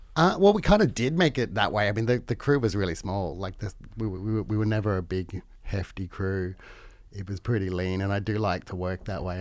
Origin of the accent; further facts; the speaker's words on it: Queensland, Australia; growing up in Queensland, it was still illegal to be gay when I was, when I was a, um, teen